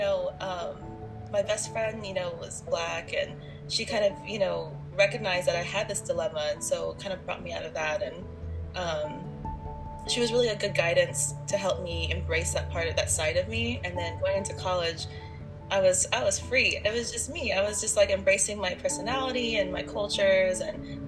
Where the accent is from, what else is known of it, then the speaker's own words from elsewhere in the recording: San Antonio, Texas, United States; I grew up in San Antonio